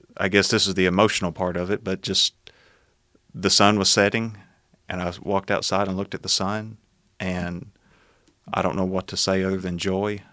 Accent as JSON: {"language": "English", "town": "Smithville", "region": "Tennessee", "country": "United States", "tie": "born or raised there", "said": "born and raised in Smithville, uh, Tennessee. Um, have lived all my life there, uh, still live there"}